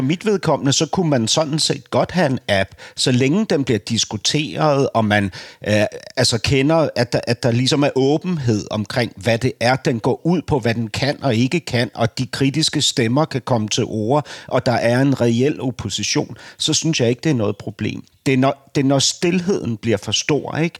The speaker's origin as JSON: {"language": "Danish", "country": "Denmark", "said": "jeg som dansker"}